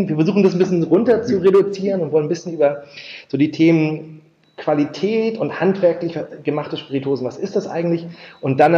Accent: Schleswig-Holstein, Germany; Ich bin gebürtig aus Schleswig-Holstein aufgewachsen

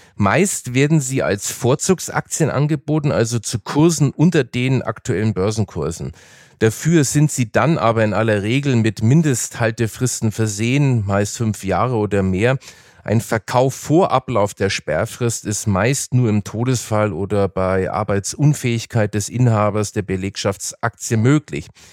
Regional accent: Nuremberg, Bavaria, Germany; moved away; in meiner alten Heimat Nürnberg, wo ich ja aufgewachsen bin

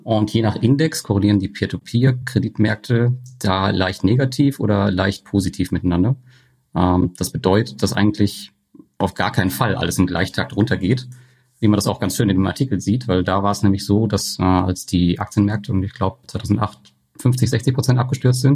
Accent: Germany; bei uns in Deutschland

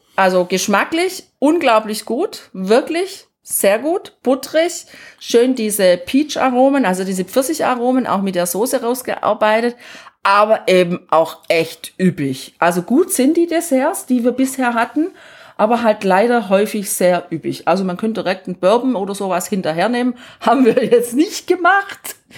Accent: Germany; bei uns in Deutschland

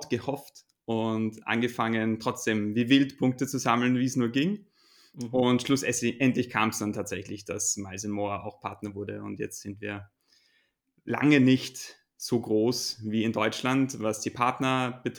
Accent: Austria; wie man als Österreicher ähm, einen deutschen App Store Account erstellen kann

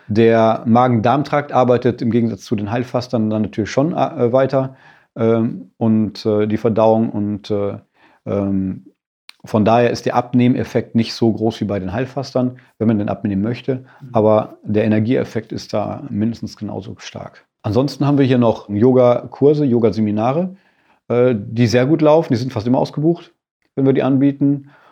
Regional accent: Sauerland, North Rhine-Westphalia, Germany; now in Bad Grund, Germany; Ich bin auch in Bergen groß geworden, jetzt zwar in einem anderen Mittel, im anderen Mittelgebirge, im Sauerland

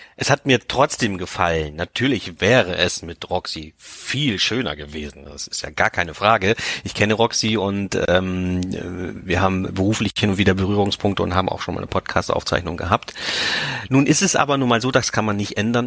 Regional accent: Liebenau, Lower Saxony, Germany; genauso bin ich auch aufgewachsen hier im Herzen Niedersachsens

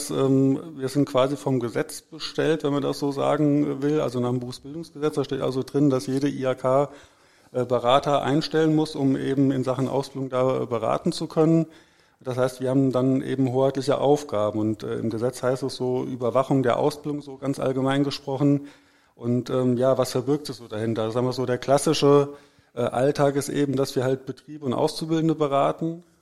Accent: Herborn, Hesse, Germany; ich komme nicht aus dem Ruhrgebiet, also ich komme aus Hessen, aus dem schönen Herborn. Das liegt so zwischen Siegen und Gießen inmitten von Hessen

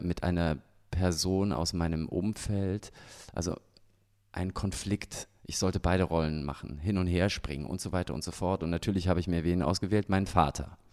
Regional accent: Germany; also born or lived in Salzburg, Austria; now in Ingolstadt, Germany; ich bin ja auch in der DDR groß geworden

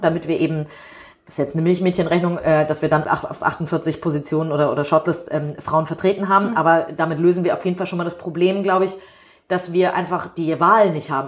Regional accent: Hamburg, Germany; ich bin in einem privilegierten Stadtteil Winterhude in mhm. Hamburg aufgewachsen

